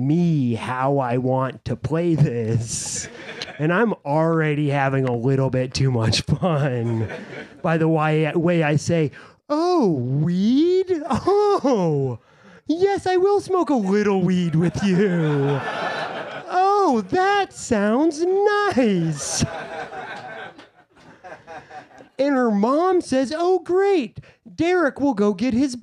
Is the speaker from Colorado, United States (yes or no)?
yes; Summit County, Colorado, United States; I'm from Summit County, Colorado, the high altitude, fertile crescent that birthed Colorado's cannabis culture.